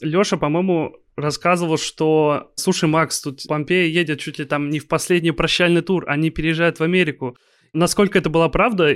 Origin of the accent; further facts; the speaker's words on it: Kaliningrad, Kaliningrad Oblast, Russia; я из Калининграда. Я на ваших концертах был у нас